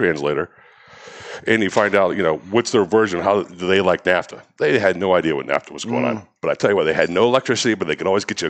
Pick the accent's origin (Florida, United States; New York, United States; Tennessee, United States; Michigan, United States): Florida, United States; Daytona Beach; moved away as an adult; also born or lived in Washington, D.C. / Nashville / Philadelphia; I grew up in Florida, Daytona Beach, went to Lopez, went off to Catholic University in Washington, D.C., played football and lacrosse, Division III